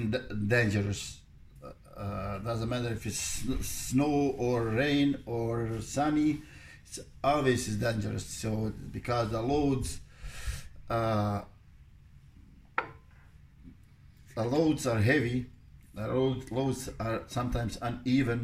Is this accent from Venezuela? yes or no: no; Bosnia & Herzegovina; moved away; Originally, I'm from Bosnia and Herzegovina. And Korana River, it runs next to, right behind my house where I grew up